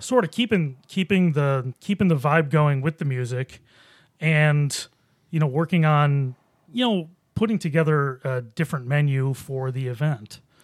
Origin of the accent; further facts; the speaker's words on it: Boston, New York, United States; now in Rochester, United States; I was in scenic Boston, New York